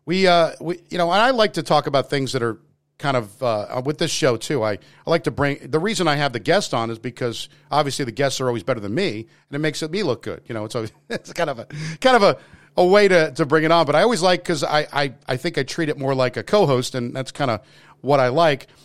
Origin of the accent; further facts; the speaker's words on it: New York, United States; accent: New York; There's certain words that I do sound like I'm from New York, obviously.